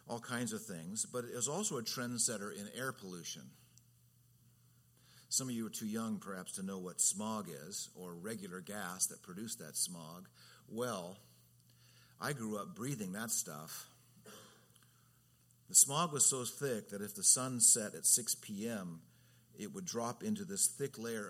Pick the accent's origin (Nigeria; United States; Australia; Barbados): United States; Redlands, California; 60 miles from L.A. was my hometown, Redlands